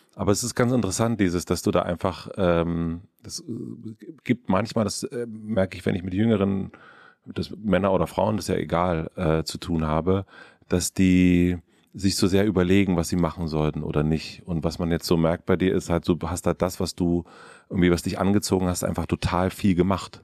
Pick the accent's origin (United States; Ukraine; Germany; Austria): Germany; southern Brandenburg; ich bin in Südbrandenburg aufgewachsen